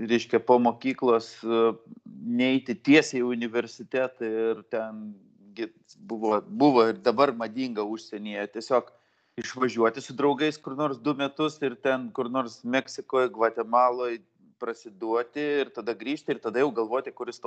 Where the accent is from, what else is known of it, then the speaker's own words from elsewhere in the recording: Vilnius, Vilnius County, Lithuania; gimiau, žaugau Vilniui, Karoliniškėse